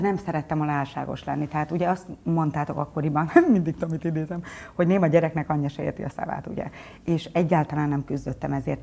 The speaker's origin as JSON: {"language": "Hungarian", "town": "Gyula", "region": "Békés", "country": "Hungary", "tie": "born or raised there", "also_born_or_lived": "Budapest", "said": "Gyulán születtem"}